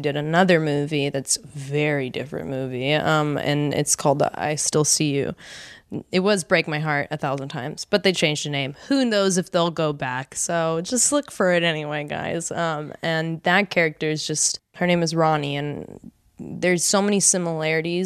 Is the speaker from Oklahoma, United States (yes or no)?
no; Los Angeles, California, United States; born or raised there; also born or lived in Miami, Florida, United States